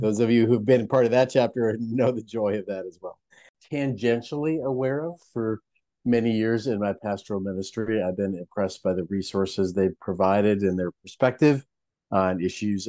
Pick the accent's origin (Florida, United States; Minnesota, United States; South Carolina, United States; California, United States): Minnesota, United States; also born or lived in Pacific Northwest; I was born and raised in Minnesota